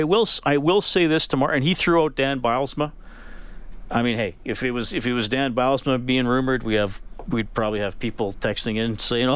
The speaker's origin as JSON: {"language": "English", "area": "near Evansburg", "region": "Alberta", "country": "Canada", "tie": "born or raised there", "said": "And it's not that far from where I grew up."}